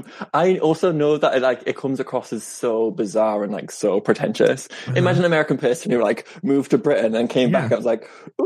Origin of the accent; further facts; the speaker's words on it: Netherlands; moved away as an adult; now in Sheffield, United Kingdom; I'm from the Netherlands.